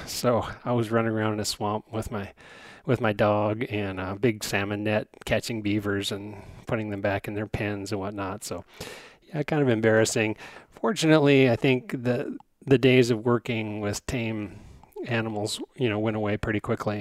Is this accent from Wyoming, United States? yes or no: yes; Wyoming, United States; I'm from Wyoming